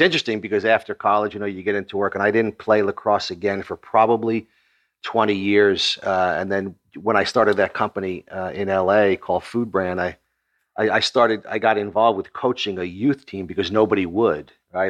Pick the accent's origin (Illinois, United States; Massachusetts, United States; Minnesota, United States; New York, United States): New York, United States; Long Island; I was born in Long Island, New York